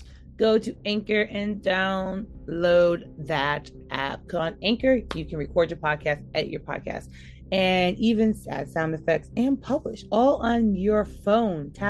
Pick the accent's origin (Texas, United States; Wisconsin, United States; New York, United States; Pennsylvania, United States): New York, United States; We're going to go to my home state. We're going to go to New York.